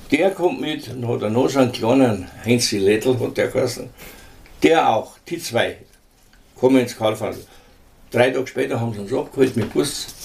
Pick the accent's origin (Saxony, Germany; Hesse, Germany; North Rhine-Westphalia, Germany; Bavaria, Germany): Bavaria, Germany; Munich; 32 bin ich geboren in Thalkirchen